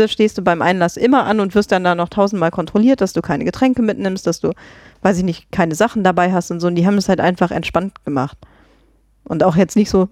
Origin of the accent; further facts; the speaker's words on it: Grevenbruch, Germany; moved away; ich komme ja ursprünglich aus Grevenbruch